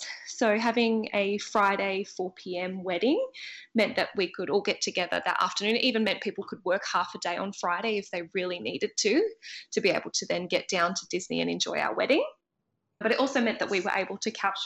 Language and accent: English; Australia; if you can't tell by my accent already, I am from Australia